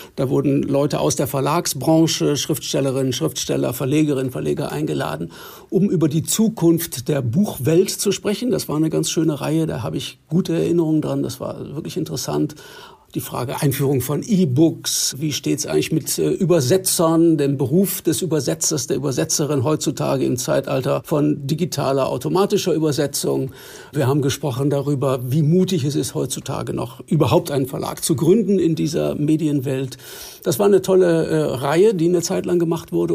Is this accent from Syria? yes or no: no; West Germany, Germany; als äh, Westdeutscher